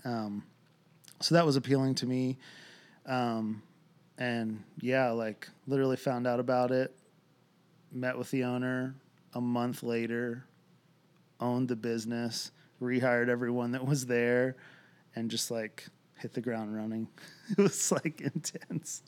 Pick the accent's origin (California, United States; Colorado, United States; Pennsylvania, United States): Pennsylvania, United States; Lancaster; now in Franklin, United States; born and raised in Lancaster, Pennsylvania, uh, Amish country